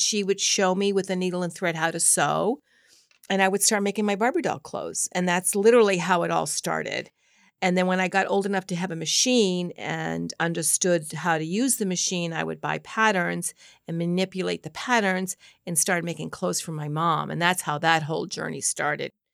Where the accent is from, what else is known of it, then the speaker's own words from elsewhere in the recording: Norwood, Massachusetts, United States; also born or lived in Boston, South End / Ohio; I grew up in Norwood, went to school in Norwood